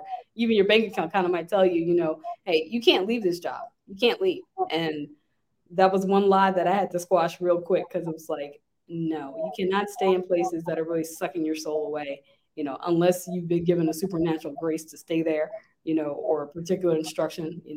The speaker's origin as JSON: {"language": "English", "town": "Lynchburg", "region": "Virginia", "country": "United States", "said": "I'm from Lynchburg originally"}